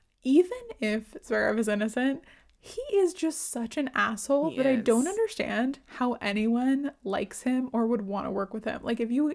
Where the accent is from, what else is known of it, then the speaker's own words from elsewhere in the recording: California, United States; I'm from California.